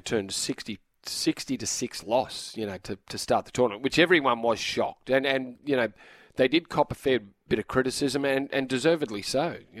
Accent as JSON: {"language": "English", "country": "Australia", "said": "Oh no, I'm an Aussie, Ricardo."}